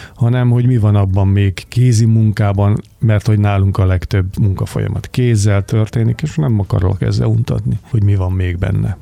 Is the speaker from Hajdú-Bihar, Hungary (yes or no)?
no; Budapest, Hungary; moved away as an adult; now in Mór, Hungary; aki kőbányán születtem